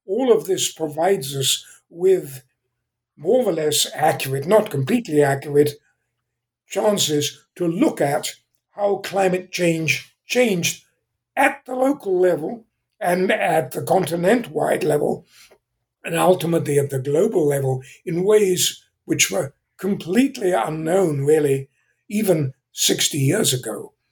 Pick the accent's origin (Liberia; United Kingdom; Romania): United Kingdom; England; accent: British; moved away as an adult; also born or lived in Zambia; now in California, United States; I was born in England. Uh, I still have somewhat of a British accent, although I've been in California for 55 years